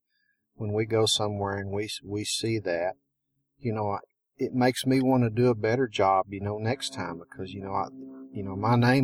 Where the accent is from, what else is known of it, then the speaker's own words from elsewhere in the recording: Lubbock, Texas, United States; we're from the Lubbock area, a little north of a little town called Plains. I come from a cotton farming background.